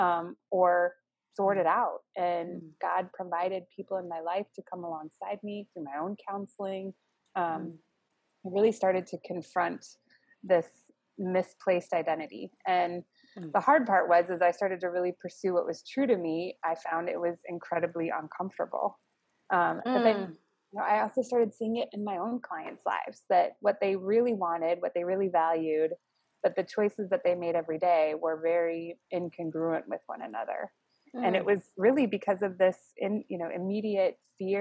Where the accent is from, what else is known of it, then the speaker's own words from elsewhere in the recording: Phoenix, Arizona, United States; moved away as an adult; also born or lived in Scottsdale, Arizona; now in Chicago, United States; we grew up in Phoenix and then Scottsdale area. went to high school in Arizona, graduated from Arizona State. So Arizona is like home for me.